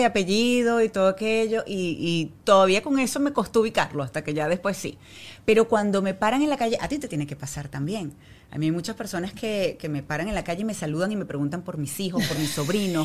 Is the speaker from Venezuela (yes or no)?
yes; Venezuela; now in Miami, United States; yo soy venezolana